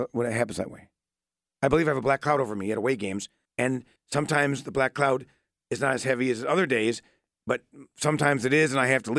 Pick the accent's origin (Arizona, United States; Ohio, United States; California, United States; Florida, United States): Ohio, United States; Euclid; Euclid. East side of Cleveland.